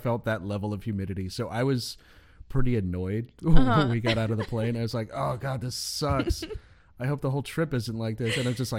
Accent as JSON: {"language": "English", "town": "Rancho Cucamonga", "region": "California", "country": "United States", "tie": "born or raised there", "also_born_or_lived": "Washington, D.C.", "said": "In Rancho Cucamonga."}